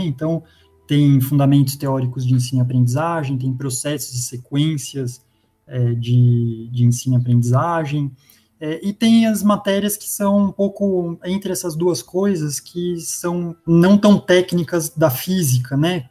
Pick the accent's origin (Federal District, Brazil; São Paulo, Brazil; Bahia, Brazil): São Paulo, Brazil; São Caetano do Sul; eu nasci em, em, São Paulo, capital, cresci em São Caetano, que fica na região do ABC